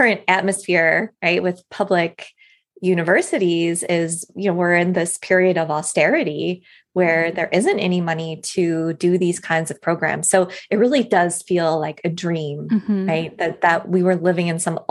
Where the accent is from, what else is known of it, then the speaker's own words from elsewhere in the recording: Midwest, United States; As a Midwesterner